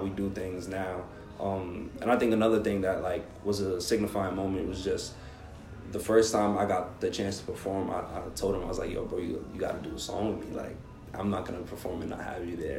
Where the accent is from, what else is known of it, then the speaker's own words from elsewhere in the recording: New York City, New York, United States; growing up in the Bronx